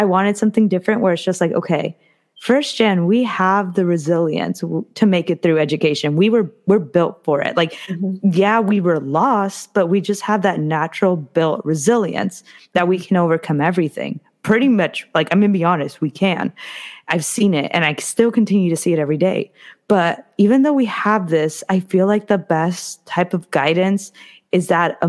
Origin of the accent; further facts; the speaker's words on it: Orange County, Southern California, United States; moved away; I've lived in SoCal my whole life, but I'm from Orange County